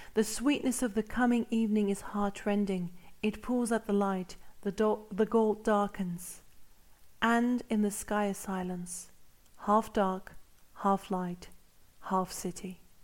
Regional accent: Cyprus; moved away; As a Cypriot who lives abroad

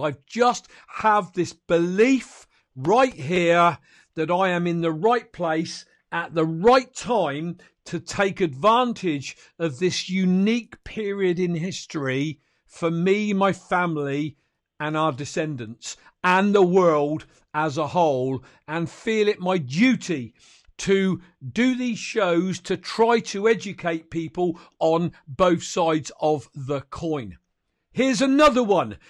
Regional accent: United Kingdom; I'm a Brit

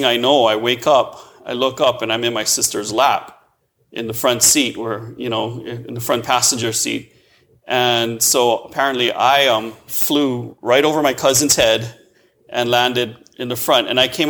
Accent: Honolulu, Hawaii, United States; Honolulu, Hawaii.

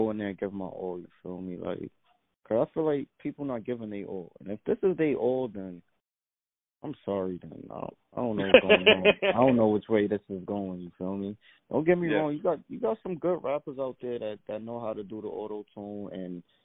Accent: New York City, New York, United States; I'm from Brooklyn

